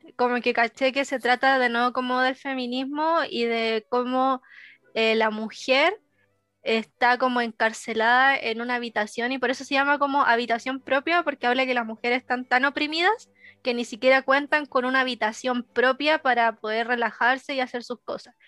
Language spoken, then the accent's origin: Spanish; Arica, Arica y Parinacota, Chile; yo soy de Arica